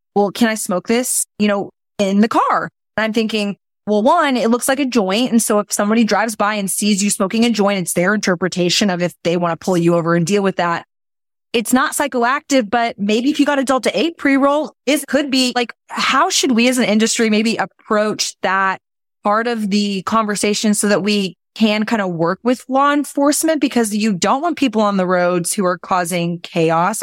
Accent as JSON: {"language": "English", "town": "Austin", "region": "Texas", "country": "United States", "tie": "born or raised there", "said": "I were raised in Austin, grew up here"}